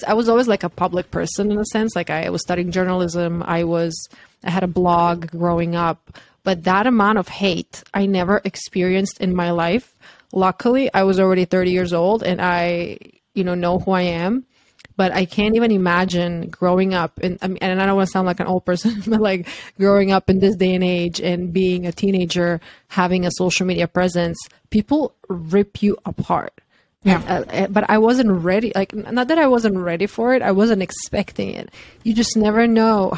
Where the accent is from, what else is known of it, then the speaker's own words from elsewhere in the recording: Croatia; moved away as an adult; also born or lived in New York; I'm from Croatia